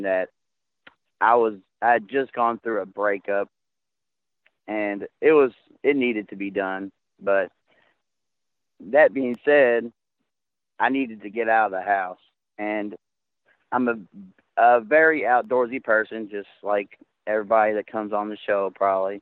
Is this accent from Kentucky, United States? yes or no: yes; Kentucky, United States; Actually, I'm from Kentucky.